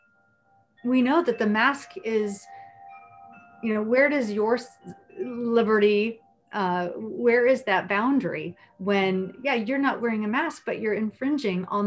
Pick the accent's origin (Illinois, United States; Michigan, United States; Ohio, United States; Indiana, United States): Indiana, United States; I grew up in Indiana, and I grew up being very concerned about my neighbors